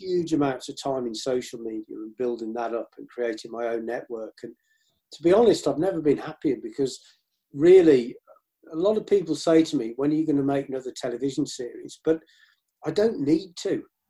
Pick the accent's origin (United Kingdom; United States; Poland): United Kingdom; Birmingham, West Midlands; I was brought up around Birmingham and the Black Country